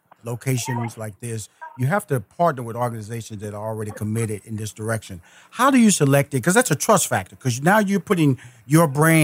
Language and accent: English; Houston, Texas, United States; Well, see, I'm a Texas boy. I'm from Houston, Texas.